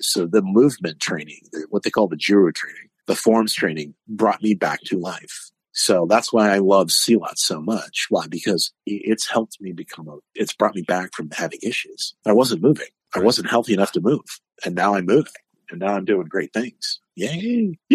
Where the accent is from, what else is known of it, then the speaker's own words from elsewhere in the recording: New England, United States; People, aren't you cold? I'm like, nah, I'm from New England. It's 50 out. I'm in the hot tub.